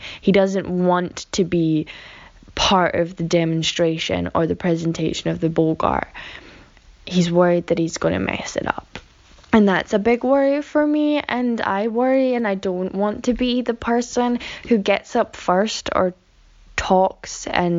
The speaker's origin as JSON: {"language": "English", "region": "Scotland", "country": "United Kingdom", "said": "Hey Vanessa and Casper … I'm from Scotland."}